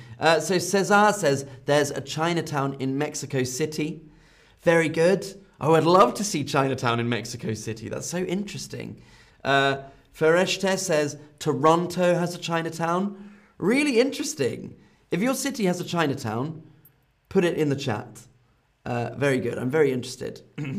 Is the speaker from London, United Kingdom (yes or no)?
yes; London, United Kingdom; now in Berlin, Germany; I'm a huge fan of the city of London because it's where I'm from. But now I live in Berlin. So I was in London, but I live in Berlin.